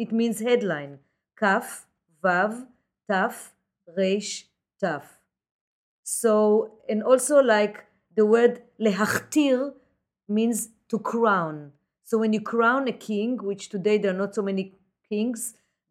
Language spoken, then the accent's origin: English; Jerusalem, Jerusalem District, Israel; born or raised there; now in New York City, United States